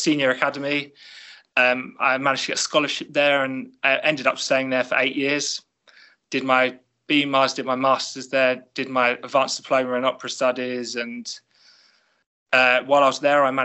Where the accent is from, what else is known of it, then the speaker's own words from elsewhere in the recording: London, United Kingdom; I was born and raised in North London